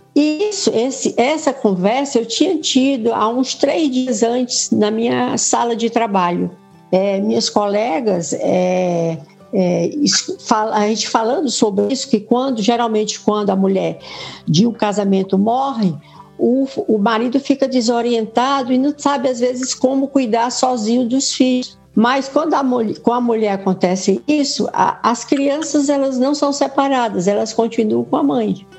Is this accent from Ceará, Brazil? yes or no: yes; Fortaleza, Ceará, Brazil; also born or lived in São Paulo; eu vim para Fortaleza